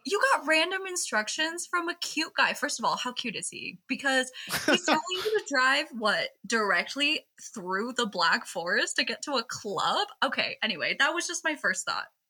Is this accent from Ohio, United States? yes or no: no; Seattle, Washington, United States; I'm from Seattle